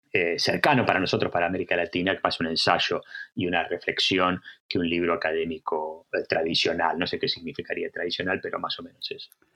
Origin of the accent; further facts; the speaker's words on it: Argentina; moved away as an adult; also born or lived in United States; now in Bergen, Norway; nací en Argentina, soy argentino y trabajo mucho en Argentina